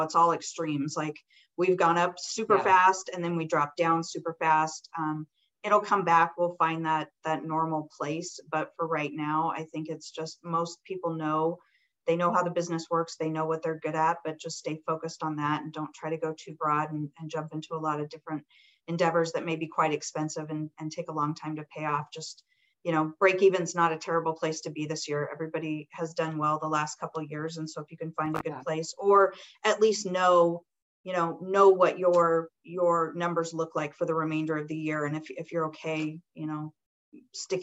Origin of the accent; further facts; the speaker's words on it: Colorado, United States; I grew up in Colorado